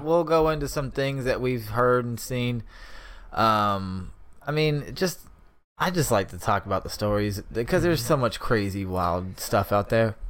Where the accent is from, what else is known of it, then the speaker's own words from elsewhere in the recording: Sacramento, California, United States; we're from Sacramento